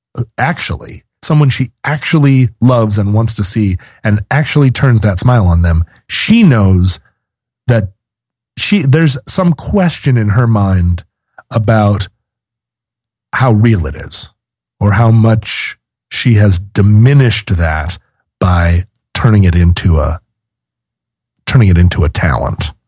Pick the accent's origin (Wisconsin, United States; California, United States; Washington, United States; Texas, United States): Washington, United States; Seattle; I'm from Seattle